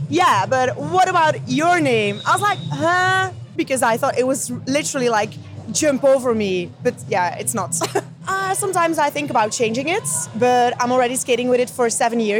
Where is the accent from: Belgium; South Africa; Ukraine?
Belgium; English is a second language; moved away as an adult; now in London, United Kingdom; I'm not native English, so I'm from Belgium